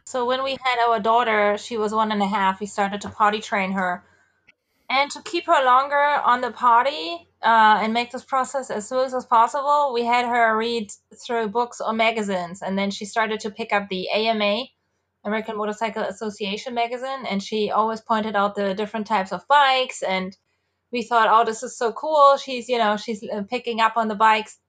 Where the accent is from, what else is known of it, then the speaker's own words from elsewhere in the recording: Germany; moved away; So I'm from Germany, uh, and I have n, grown up with, uh, mopeds mostly